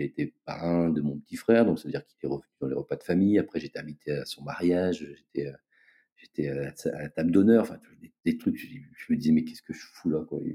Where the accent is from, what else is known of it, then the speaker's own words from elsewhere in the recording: Brest, Brittany, France; moved away as an adult; now in Réunion, France; Je suis originaire de Brest, où j'ai passé euh, la plus grande partie de ma vie